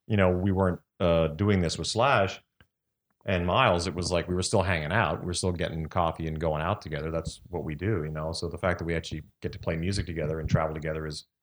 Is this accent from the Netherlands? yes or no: no; Saskatchewan, Canada; now in Las Vegas, United States